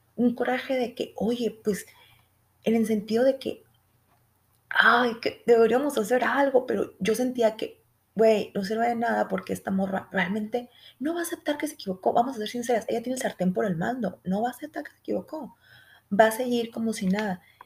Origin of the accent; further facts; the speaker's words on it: Sonora, Mexico; accent: Sonoran; soy de Sonora y tengo un acento muy fuerte desde ahí